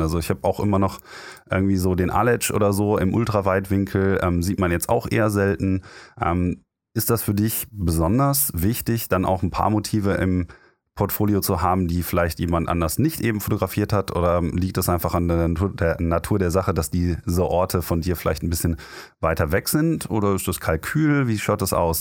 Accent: Germany; als Deutscher

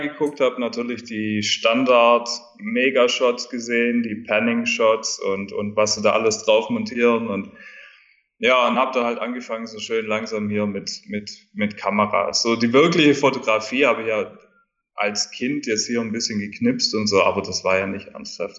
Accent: rural southern Germany, Germany; moved away as an adult; also born or lived in Dubai; weil ich bin ja auf dem Land aufgewachsen in Deutschland. Äh, schöne Landschaften überall in Süddeutschland um mich rum, Bayern

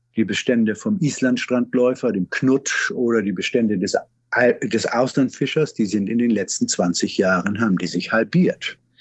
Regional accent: Schleswig-Holstein, Germany; bei uns in Schleswig-Holstein

